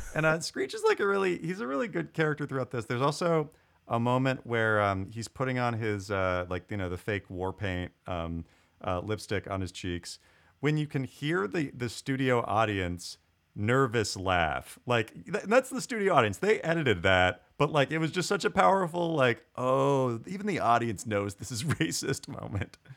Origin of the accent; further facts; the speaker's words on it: Tulalip Reservation, Washington, United States; I'm Cowlitz. I grew up in the Tulip Reservation